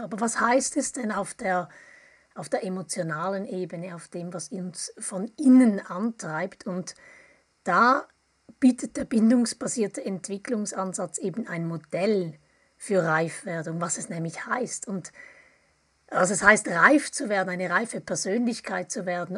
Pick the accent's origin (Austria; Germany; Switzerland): Switzerland; Appenzell; now in Bern, Switzerland; Ich komme auch aus der Ostschweiz, aus dem Appenzellerland. Ich lebe aber schon mehr als die Hälfte meines Lebens in, im Großraum